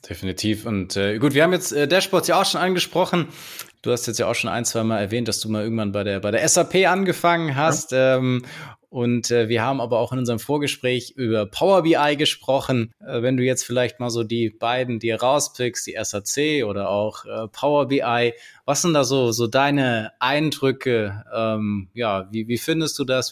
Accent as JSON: {"language": "German", "region": "Swabia", "country": "Germany", "said": "jetzt komme ich hier so aus dem Schwäbischen"}